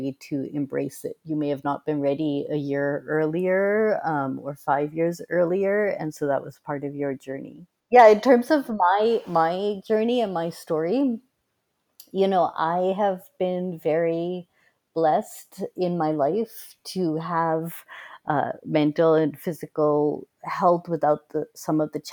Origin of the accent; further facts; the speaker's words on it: Boston, Massachusetts, United States; where we grew up in Boston, Massachusetts in the US